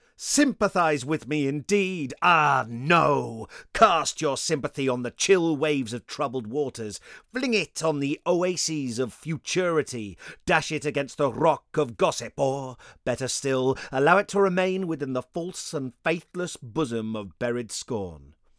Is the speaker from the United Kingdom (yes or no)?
yes; United Kingdom; being British